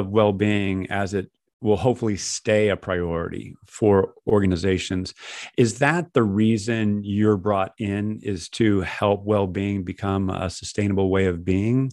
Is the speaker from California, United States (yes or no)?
yes; California, United States; From an American standpoint, Californian as I am standpoint, I talk English differently than you speak English